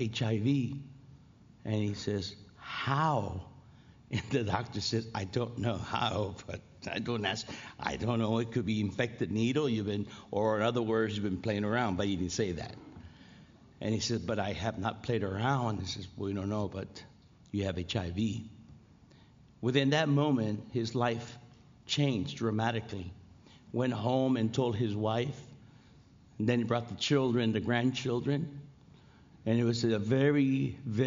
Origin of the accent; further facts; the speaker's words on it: Los Angeles, California, United States; I'm from L.A.